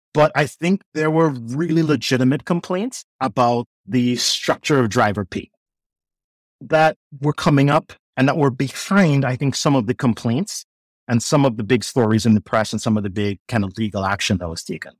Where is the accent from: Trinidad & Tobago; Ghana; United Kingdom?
Trinidad & Tobago; moved away as an adult; now in United States; growing up in Trinidad